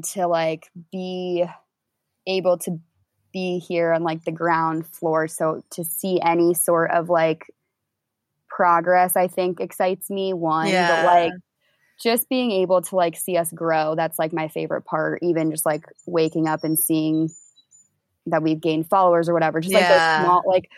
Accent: Indianapolis, Indiana, United States; moved away as an adult; move back to like my hometown in Indy

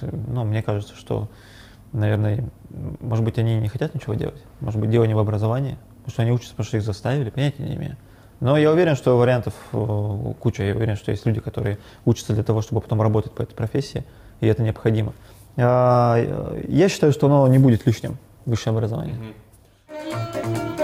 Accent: Yekaterinburg, Sverdlovsk Oblast, Russia; я родился в Екатеринбурге, ну, в Свердловске тогда еще, в 88 году учился в Горном университете

